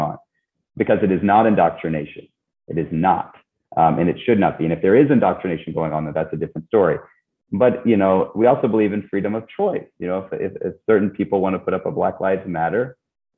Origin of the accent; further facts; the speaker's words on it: Missouri, United States; also born or lived in Iowa; now in Texas, United States; I'm originally from Missouri, went to school up in Iowa, and traveled abroad, and now I'm in Texas